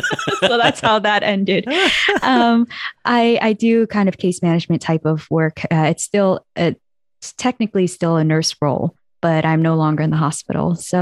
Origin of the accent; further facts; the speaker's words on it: San Francisco, California, United States; also born or lived in Los Angeles; I was born in LA, but basically I grew up in San Francisco. That's all I recall. And so I lived there even in undergrad. After Galileo, I went to USF, University of San Francisco.